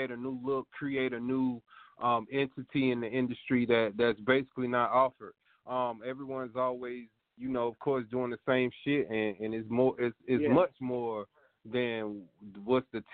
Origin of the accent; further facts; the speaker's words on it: Tallahassee, Florida, United States; also born or lived in Augusta, Georgia; I'm from Tallahassee, Florida, by way of Augusta, Georgia